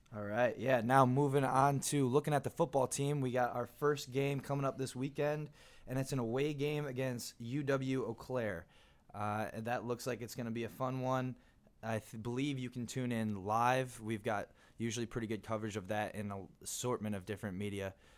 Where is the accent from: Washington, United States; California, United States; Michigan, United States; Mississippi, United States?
Michigan, United States; moved away as an adult; also born or lived in San Diego / Illinois; I grew up in Michigan